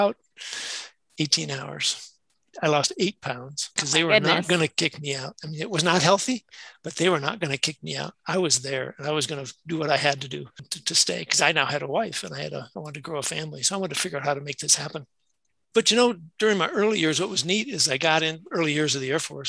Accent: Madison, Wisconsin, United States; I'm from Madison, Wisconsin. I grew up there

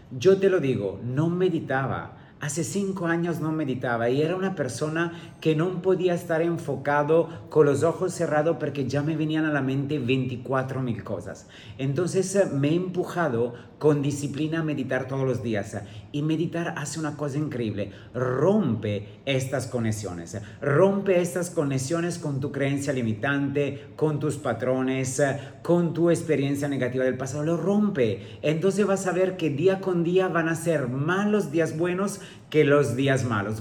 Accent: Italy; also born or lived in France / Dubai / Sydney; now in Riviera Maya, Mexico; un italiano viviendo aquí en México, en la Riviera Maya

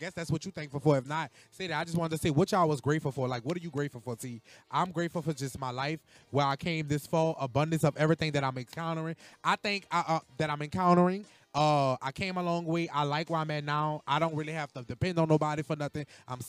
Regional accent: New Orleans, Louisiana, United States; I'm a rapper from New Orleans, and I'm just on rum and bass.

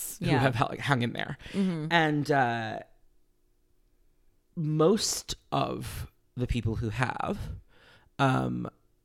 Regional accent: New York City, New York, United States; I was born in New York City

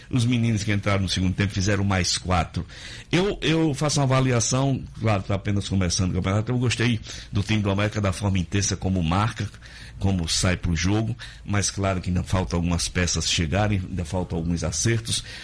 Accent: the São Pedro do Potengi area, Rio Grande do Norte, Brazil; São Pedro, que é lá da minha região, São Pedro do Potengi

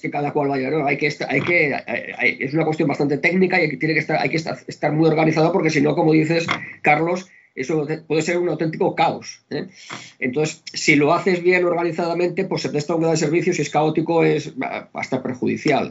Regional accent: Barcelona, Catalonia, Spain; moved away as an adult; now in Vilanova i la Geltrú, Spain; yo nací en Barcelona, he vivido bastantes años en Barcelona, pero hace como 30 mm, años que vivo en Milanova

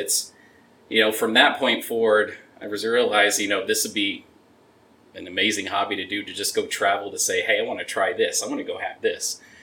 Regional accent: Oklahoma City, Oklahoma, United States; now in Texas, United States; I'm originally from the Oklahoma City area

